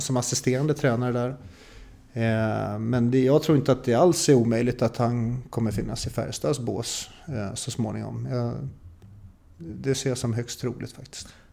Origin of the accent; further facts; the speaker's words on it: Stockholm, Stockholm County, Sweden; Som stockholmare